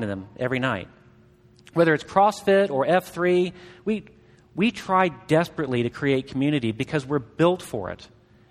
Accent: Southeast Missouri, United States; I grew up in Southeast Missouri.

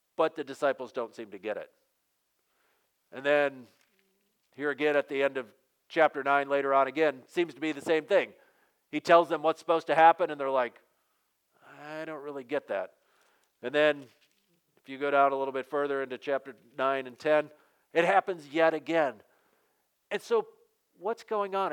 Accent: Western Michigan, United States; growing up in Western Michigan there is a value that's built into us

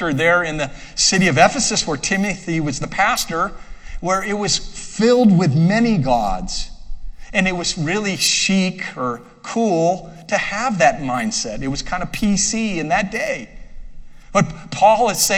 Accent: United States; I'm an American citizen

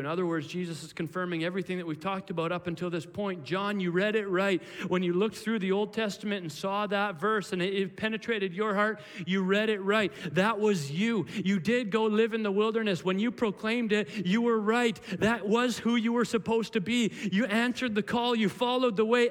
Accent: Williams Lake, British Columbia, Canada; when I was a kid, I grew up in Williams Lake

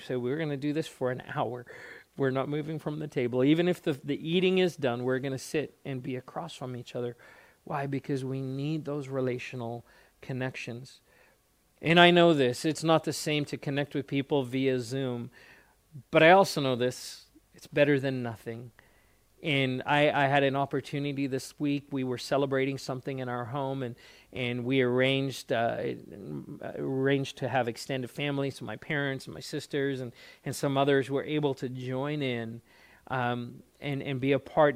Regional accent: South Africa; moved away as an adult; also born or lived in Alaska; I grew up in South Africa

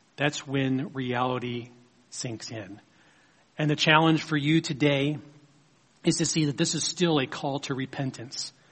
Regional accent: United States; our own country, a country that God has blessed us to live in.

